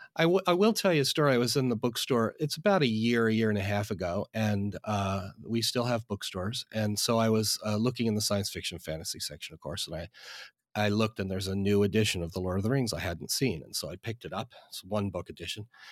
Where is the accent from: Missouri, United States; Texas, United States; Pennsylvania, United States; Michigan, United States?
Pennsylvania, United States; outside Philadelphia; now in Northern Virginia, United States; I'm from outside Philadelphia